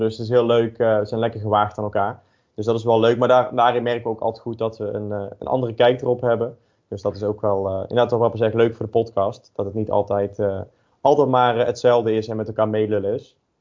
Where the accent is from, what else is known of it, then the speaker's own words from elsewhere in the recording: North Brabant, Netherlands; ik ben geboren en, en getogen in, in Brabant